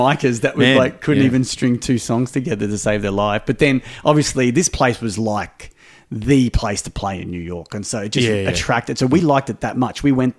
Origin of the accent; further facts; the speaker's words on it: Australia; I'm only here for one night. I'm from Australia.